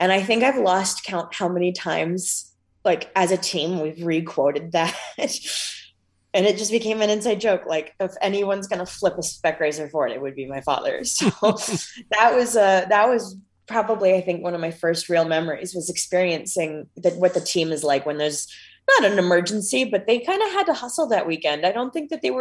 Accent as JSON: {"language": "English", "region": "Ohio", "country": "United States", "said": "I'm from Ohio"}